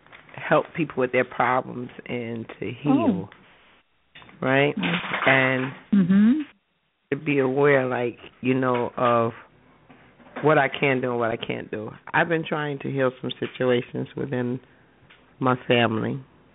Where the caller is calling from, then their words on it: New Jersey, United States; I'm calling from New Jersey.